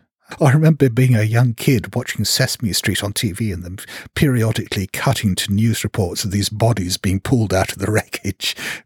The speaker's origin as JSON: {"language": "English", "country": "Hong Kong", "said": "I come from Hong Kong."}